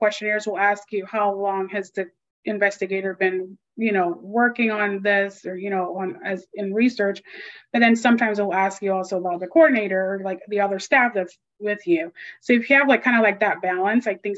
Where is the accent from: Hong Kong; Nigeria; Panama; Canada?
Panama; moved away; I'm from Panama. You know, I lived there majority of time